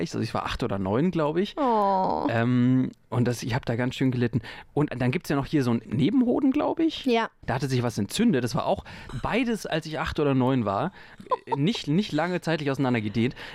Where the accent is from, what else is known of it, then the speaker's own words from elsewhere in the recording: North Rhine-Westphalia, Germany; ich bin am Rande des Ruhrgebiets aufgewachsen